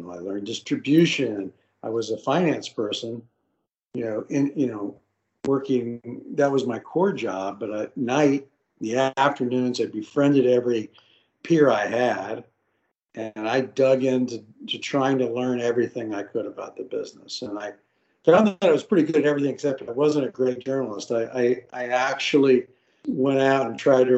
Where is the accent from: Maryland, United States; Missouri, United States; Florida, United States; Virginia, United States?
Florida, United States; Central; moved away as an adult; also born or lived in Arkansas; I grew up in Central Florida